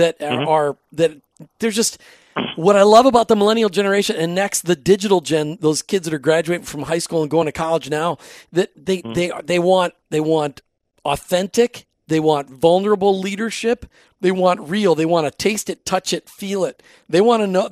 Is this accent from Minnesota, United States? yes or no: yes; Minnesota, United States; I grew up in Minnesota